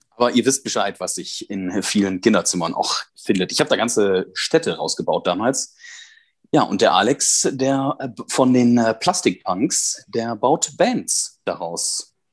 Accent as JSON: {"language": "German", "area": "Münsterland", "region": "North Rhine-Westphalia", "country": "Germany", "said": "auf mein Münsterländer Blut"}